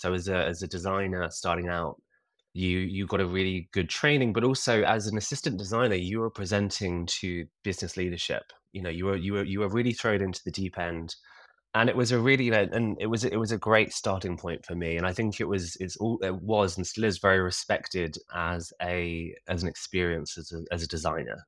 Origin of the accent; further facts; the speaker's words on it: Kingston upon Thames, London, United Kingdom; I'm from a ta-, a very nice town called Kingston-upon-Thames, which is about twelve miles from the centre of London